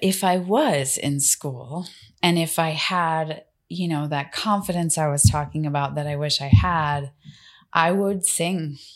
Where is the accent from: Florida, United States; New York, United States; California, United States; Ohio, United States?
Florida, United States; Miami; I'm from Miami